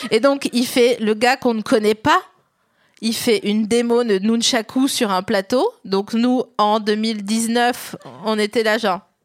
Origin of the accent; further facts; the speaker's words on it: the East, eastern France, France; j'ai grandi dans l'Est